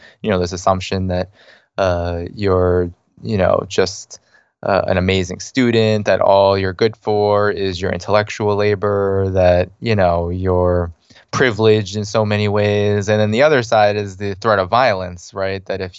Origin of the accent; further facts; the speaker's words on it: Boston, Massachusetts, United States; Yeah, I grew up in the Boston area, actually.